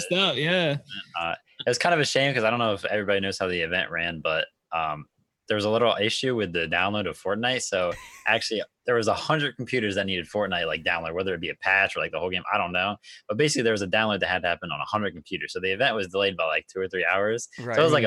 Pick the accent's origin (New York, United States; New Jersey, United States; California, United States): New Jersey, United States; I'm from New Jersey